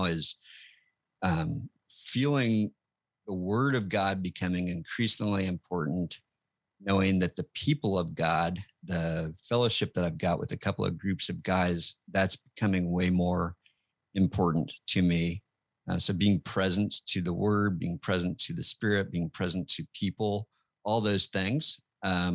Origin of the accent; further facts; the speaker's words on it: Wichita, Kansas, United States; also born or lived in Illinois / Denver, Colorado; So I was born in Illinois and raised in Wichita, Kansas, with a couple stops along the way, including in Denver.